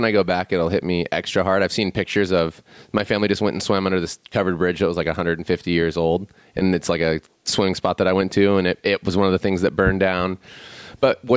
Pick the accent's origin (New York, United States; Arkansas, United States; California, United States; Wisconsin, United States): California, United States; Chico; In Chico, California, where I was born and raised, not born, but raised